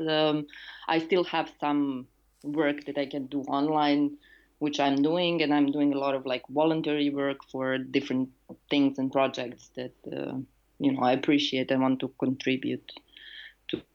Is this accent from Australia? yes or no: no; Serbia; I'm a housing activist and urban and cultural theorist uh, from Serbia.